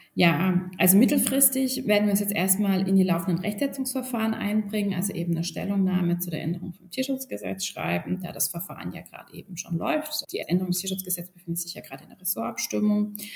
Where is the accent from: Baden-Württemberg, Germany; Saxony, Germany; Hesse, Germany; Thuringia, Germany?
Baden-Württemberg, Germany; moved away as an adult; now in Berlin, Germany; Ich komme originär aus Baden-Württemberg